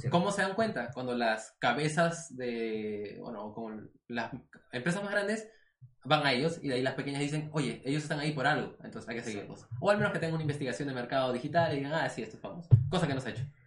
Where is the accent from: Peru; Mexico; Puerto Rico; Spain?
Peru